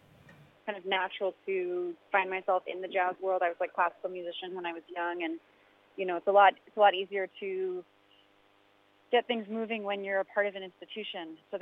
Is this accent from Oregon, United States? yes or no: yes; Oregon, United States; I kind of bopped around a lot as a kid, but I spent most of my formative years in a suburb outside of Portland, Oregon, on the West Coast.